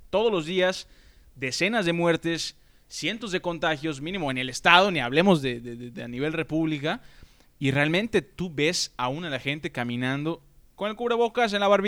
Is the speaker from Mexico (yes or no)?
yes; Mexico